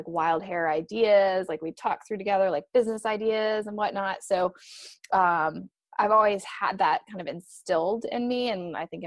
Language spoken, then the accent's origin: English; Michigan, United States; moved away as an adult; now in Raleigh, United States; I'm originally from Michigan